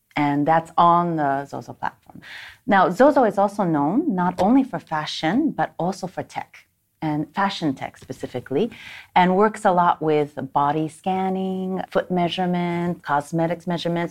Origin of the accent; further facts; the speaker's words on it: Japan; moved away as an adult; also born or lived in United States / Stockholm, Sweden; I was born and raised here in Japan. I'm half Japanese, half American